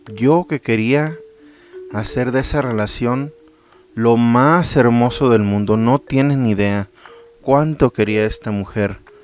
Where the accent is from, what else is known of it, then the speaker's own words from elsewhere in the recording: Mexico; yo soy mexicano, amo mi país